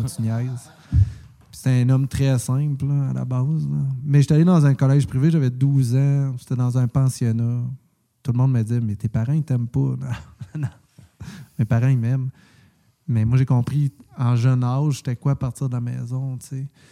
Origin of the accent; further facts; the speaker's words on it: Quebec, Canada; je suis québécois